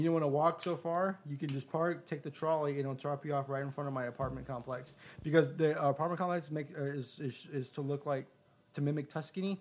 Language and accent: English; Houston, Texas, United States; moved away as an adult; now in San Antonio, United States; I was trying to get transferred from my job back to Houston because I'm originally from Houston